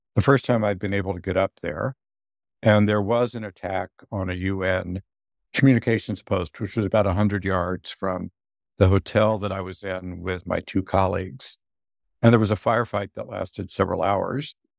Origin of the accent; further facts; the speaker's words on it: United States; I'm an American